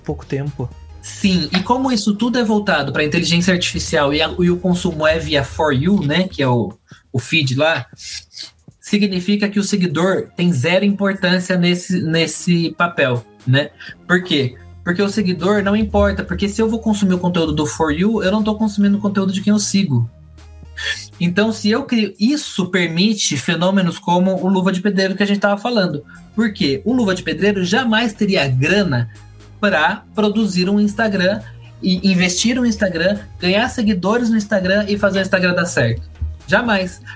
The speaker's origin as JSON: {"language": "Portuguese", "country": "Brazil"}